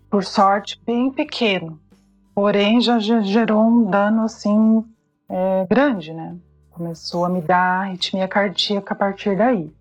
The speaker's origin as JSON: {"language": "Portuguese", "region": "Paraná", "country": "Brazil", "also_born_or_lived": "Ireland", "moved": "as an adult", "lives_now": "Wuppertal, Germany", "said": "eu sou paranaense"}